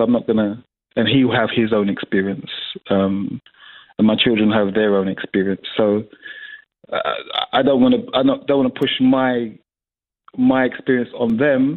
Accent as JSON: {"language": "English", "region": "London", "country": "United Kingdom", "tie": "born or raised there", "said": "a young black male growing up in London or growing up in England"}